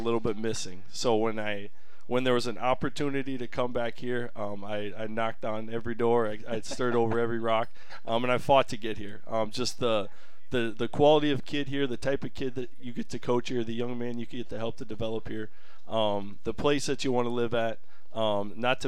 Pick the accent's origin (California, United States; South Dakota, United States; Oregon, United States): South Dakota, United States; Parker; also born or lived in North Carolina; I'm originally from Parker, South Dakota. South Dakota born and raised.